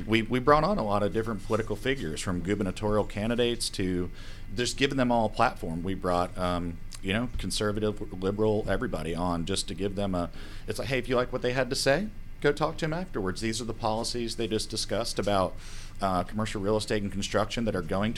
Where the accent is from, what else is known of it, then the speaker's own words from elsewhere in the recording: Atlanta area, South Forsyth, Georgia, United States; also born or lived in New York; raised in the Atlanta area, sort of that South Forsyth area